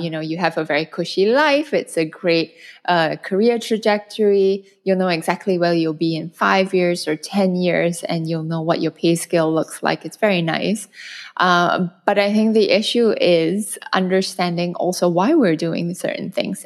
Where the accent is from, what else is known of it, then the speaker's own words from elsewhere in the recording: Malaysia; moved away as an adult; also born or lived in North America / Europe / China / Hong Kong; now in Singapore; I'm originally Malaysian. I'm based in Singapore now, but I've spent the last fifteen years abroad.